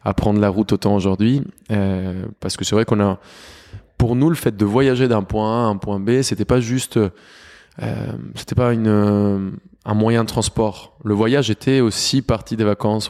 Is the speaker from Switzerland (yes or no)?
no; Bogotá, Colombia; moved away; also born or lived in Cali / Cúcuta; j'ai grandi à Bogota